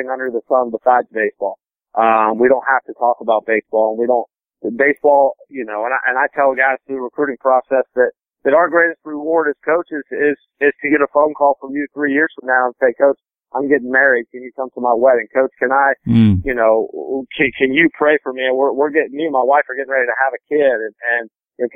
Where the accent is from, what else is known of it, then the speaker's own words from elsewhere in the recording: Cincinnati, Ohio, United States; also born or lived in Indiana; I grew up just outside of Cincinnati, Ohio. I was born in Indiana. I grew up outside of Cincinnati, Ohio